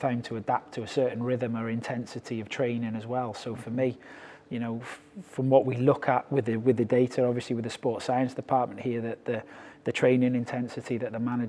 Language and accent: English; Wrexham, Wales, United Kingdom; moved away as an adult; also born or lived in China; now in Edinburgh, United Kingdom; started off as a player at Wrexham, which is my hometown club